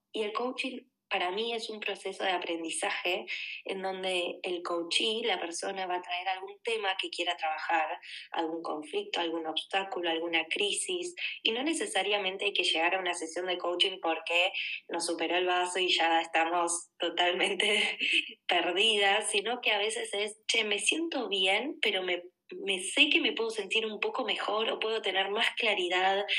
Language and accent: Spanish; Argentina; moved away as an adult; also born or lived in Buenos Aires; now in Barcelona, Spain; Soy argentina, tengo 33 años.